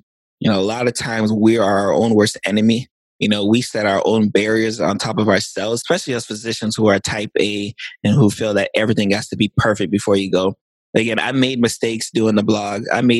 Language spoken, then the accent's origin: English; Lake Worth, Florida, United States; So I'm from Lake Worth, Florida, which is South Florida, Palm Beach County. and born and raised in South Florida.